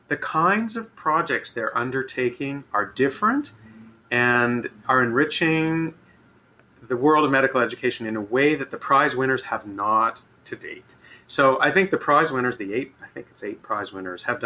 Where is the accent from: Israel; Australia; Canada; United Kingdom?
Canada; as a Canadian